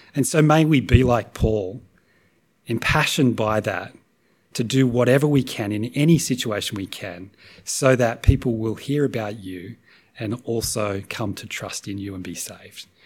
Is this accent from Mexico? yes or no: no; Australia; as Aussies